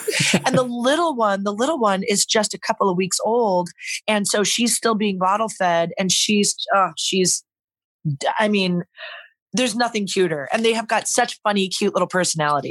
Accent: Norco, California, United States; also born or lived in Los Angeles; I grew up, growing up in Norco, we grew up with horses

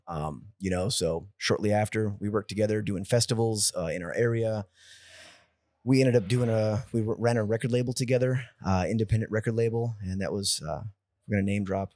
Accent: San Jose, California, United States; moved away as an adult; now in Austin, United States; from San Jose, California. I've been in the Austin, Texas area for the past eight years now

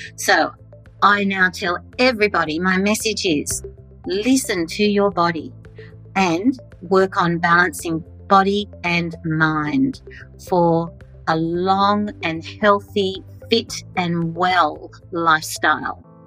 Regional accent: Australia; I'm an Australian fitness and wellness leader

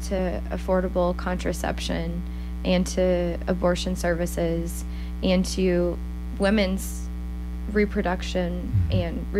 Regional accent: High Point, Missouri, United States; I'm from High Point

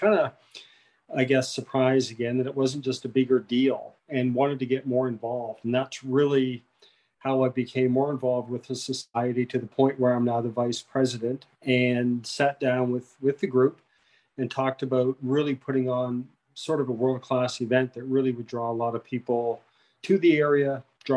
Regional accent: Digby, Nova Scotia, Canada; moved away as an adult; now in Yarmouth, Canada; I'm from Digby, but I moved down to Yarmouth 8 years ago.

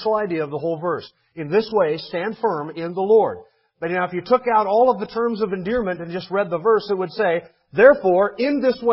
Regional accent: United States; I'm an American

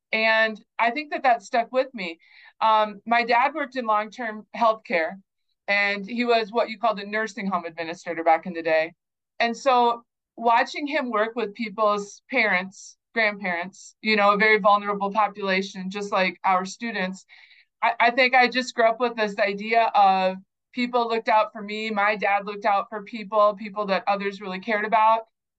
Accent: North Dakota, United States; born there; also born or lived in Kansas / New Mexico; I grew up in a lot of different communities. We moved a lot. I was born in North Dakota. I lived in Kansas. I lived in New Mexico. We came back up to South Dakota.

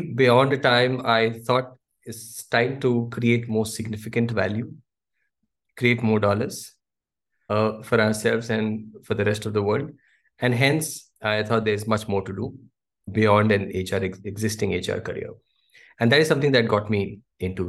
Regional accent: Delhi, India; moved away; I come from Delhi

